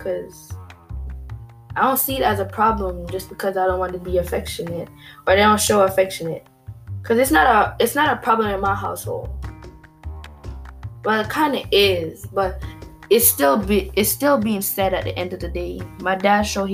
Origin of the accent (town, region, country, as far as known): Jamaica; born or raised there; moved away